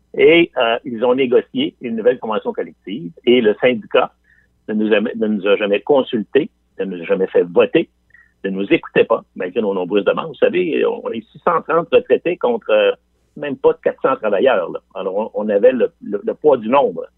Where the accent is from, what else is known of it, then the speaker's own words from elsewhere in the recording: Quebec City, Quebec, Canada; je viens de Limoilou. Je viens de, je viens de ce qu'on appelle Anglopole à trois coins de rue. Et mes, amis de primaire et de secondaire